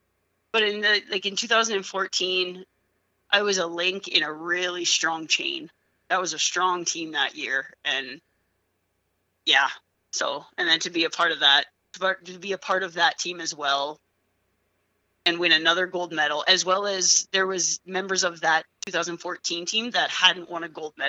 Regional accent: Saskatchewan, Canada; now in Rocky Mountain House, Canada; My family, we moved to Rocky from Saskatchewan.

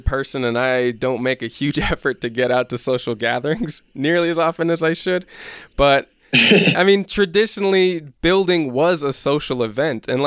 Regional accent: Midwest, United States; moved away as an adult; now in Guatemala; I grew up in the Midwest

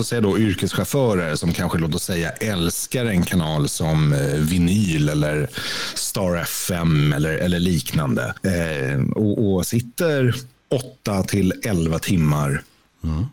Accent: Stockholm, Stockholm County, Sweden; moved away; also born or lived in Skåne; född och uppvuxen i Stockholm

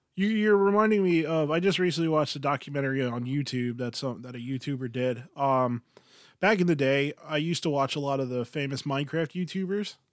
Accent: Philadelphia, Pennsylvania, United States; we are from Philly

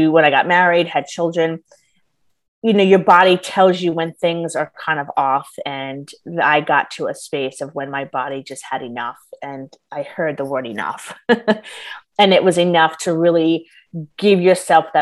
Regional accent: New York, United States; I'm originally from New York

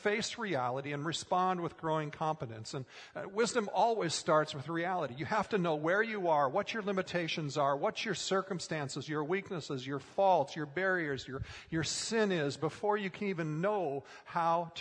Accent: Minnesota, United States; as a kid growing up in Minnesota

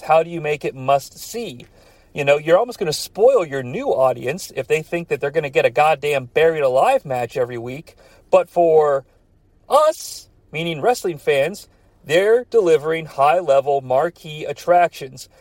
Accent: United States; My hometown was like an hour away from Cincinnati

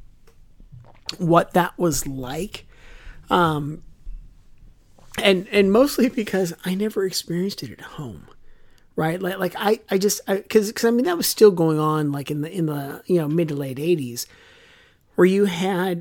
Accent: United States; as an American growing up with World War II

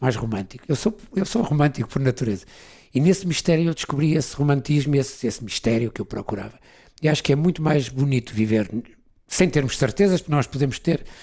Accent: Portugal; moved away as an adult; also born or lived in London; Fui-me embora de Portugal, saí de Portugal.

